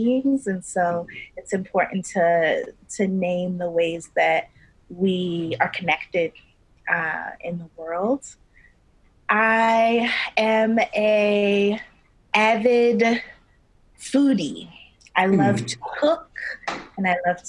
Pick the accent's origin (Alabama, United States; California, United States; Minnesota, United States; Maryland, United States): Maryland, United States; Baltimore; moved away as an adult; now in New York City, United States; I am from originally Baltimore, Maryland